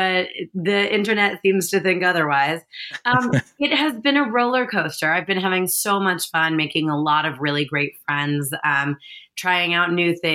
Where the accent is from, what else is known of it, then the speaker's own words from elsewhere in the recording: New York, United States; I'm a New Yorker